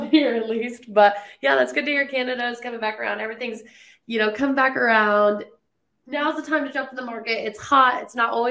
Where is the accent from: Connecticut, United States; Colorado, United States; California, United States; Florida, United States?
Colorado, United States; now in Tennessee, United States; I'm from Colorado